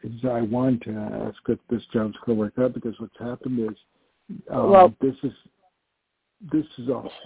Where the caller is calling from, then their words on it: New York, United States; I'm calling from New York.